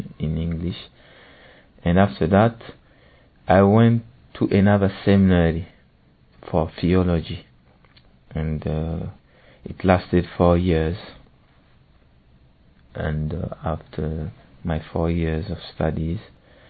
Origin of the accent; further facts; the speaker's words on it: Burkina Faso; I come from Burkina Faso. When I was a child, my mother made me discover the gospel.